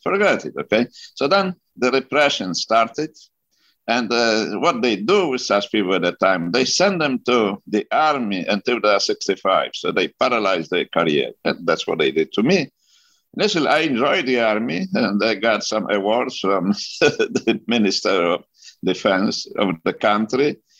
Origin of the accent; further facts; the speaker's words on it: Poland; moved away as an adult; now in United States; I was born in Poland during a German occupation. So I survived German occupation, then Soviet occupation, Finally, I graduated from uh, medical university.